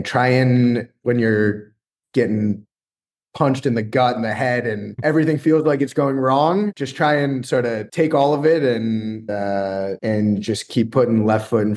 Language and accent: English; New York area, United States; I'm from the New York area